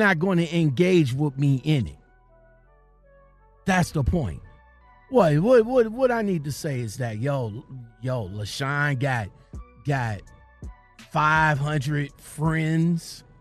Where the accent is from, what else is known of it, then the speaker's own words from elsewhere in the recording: Ohio, United States; I'm from Ohio